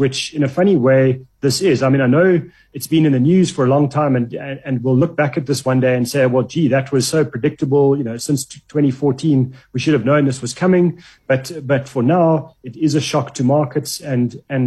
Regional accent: South Africa; we're South African

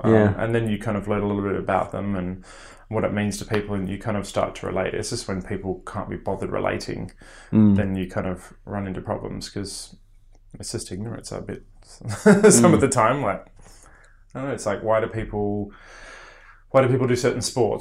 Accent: Australia; moved away; living in Australia and growing up in Australia

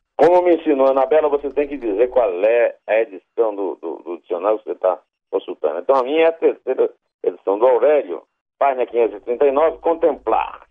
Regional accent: Iraúna, Northeast Region, Brazil; Eu tinha sete anos de idade, lá em Iraúna, onde eu nasci

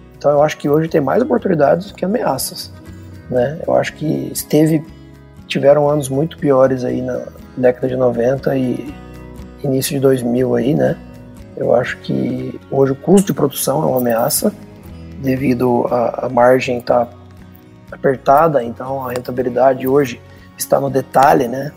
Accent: Rio Verde, Goiás, Brazil; also born or lived in Piracicaba; estou aqui em Rio Verde trabalhando no negócio da família desde 2008, janeiro de 2008. Estou fazendo aí mais de 12 anos já que voltei para casa.

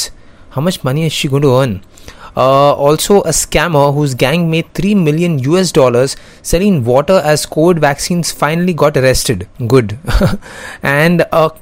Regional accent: India; I'm from India

